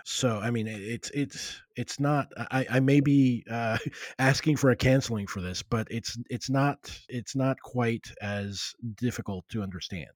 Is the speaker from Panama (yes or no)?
no; Puerto Rico; I was raised in Puerto Rico, a colony of the U S